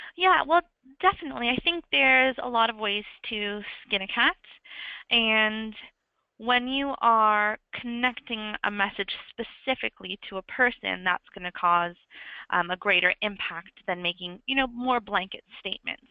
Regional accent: Canada; now in London, United Kingdom; I am Canadian, but I'm currently in London

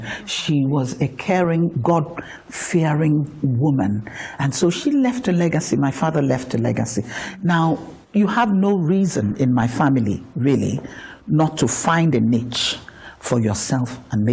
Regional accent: Port Harcourt, Rivers State, Nigeria; I was born and raised in Port Harcourt, so it's my area.

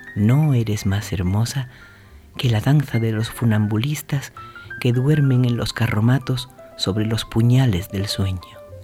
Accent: Andalusia, Spain; mi Tierra de Fuego, a mi Andalucía

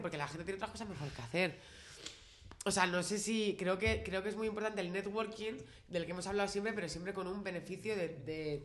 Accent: Spain; siendo españolas

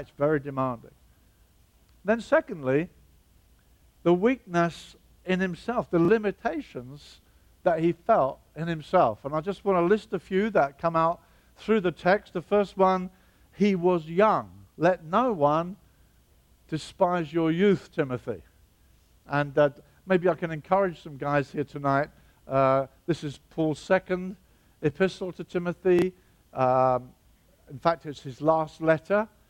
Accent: Brighton, South East England, United Kingdom; Brighton, my hometown

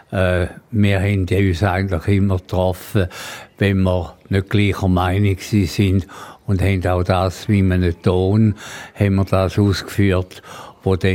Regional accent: St. Gallen, Switzerland; Dialekt nie verloren. Also in diesen ganzen 80 Jahren, wo ich bin, obwohl ich... Äh, mich sehr wohl da in Graubünden.

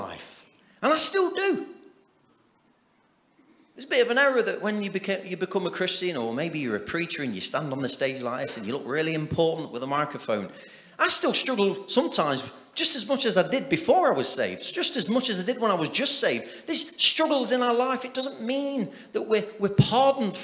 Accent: Nottingham, East Midlands, United Kingdom; we're all from Nottingham

